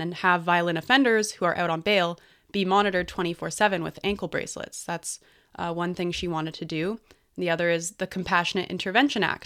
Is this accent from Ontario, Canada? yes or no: no; British Columbia, Canada; I'm a British Columbian